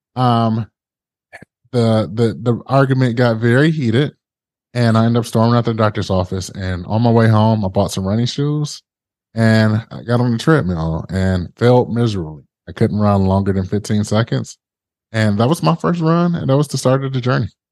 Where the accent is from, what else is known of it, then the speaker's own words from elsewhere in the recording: Detroit, Michigan, United States; I'm originally from Detroit